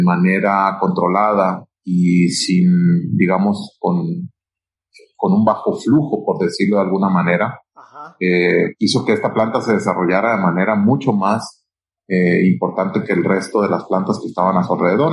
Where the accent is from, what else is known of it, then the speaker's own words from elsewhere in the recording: Culiacán, Sinaloa, Mexico; Yo soy de Culiacán y allá es donde tenemos una de las oficinas más, más importantes